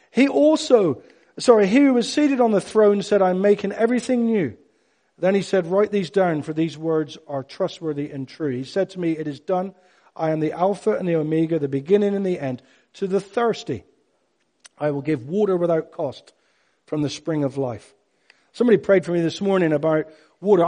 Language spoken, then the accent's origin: English; Cornwall, South West England, United Kingdom; I'm Cornish